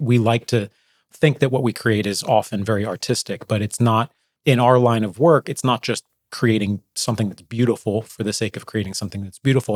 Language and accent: English; New Jersey, United States; I grew up in New Jersey